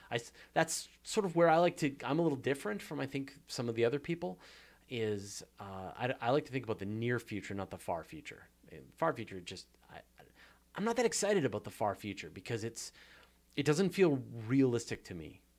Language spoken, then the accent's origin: English; Canada; accent: Canadian; my hilarious Canadian accent